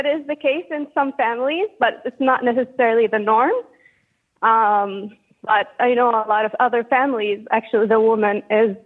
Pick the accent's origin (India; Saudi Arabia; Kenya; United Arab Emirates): Saudi Arabia; English is a second language; moved away as an adult; now in Toronto, Canada; I'm originally from Saudi Arabia, and I've been living in Canada for the past 11 years